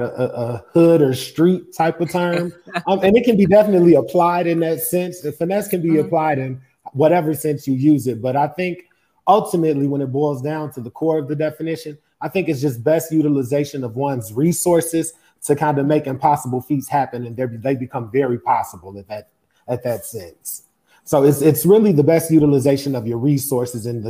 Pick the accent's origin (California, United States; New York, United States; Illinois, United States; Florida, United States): Illinois, United States; Chicago; I grew up in Chicago.